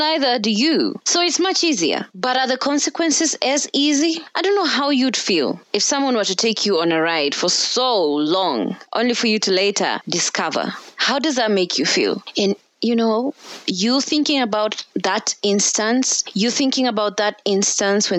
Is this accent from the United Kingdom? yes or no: no; Kenya; here in Kenya because I'm Kenyan.